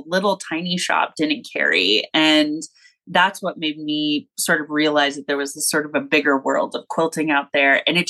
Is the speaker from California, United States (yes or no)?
yes; Los Angeles, California, United States; born or raised there; moved away as an adult; now in Kansas City area, United States